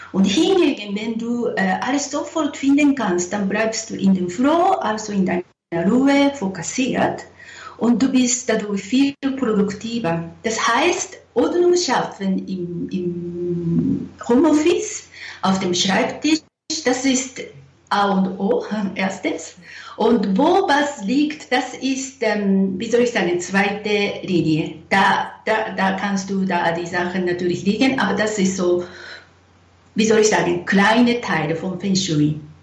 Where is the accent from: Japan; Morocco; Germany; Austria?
Japan; now in Zurich, Switzerland; ich bin eine äh, Japanerin, wohne in Zürich